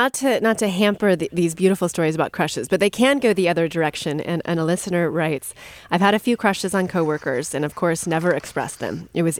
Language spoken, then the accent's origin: English; United States; Being half French, but growing up in America, I find that there is so much shame, judgment, and taboo around romance and sexuality coming from our Puritan roots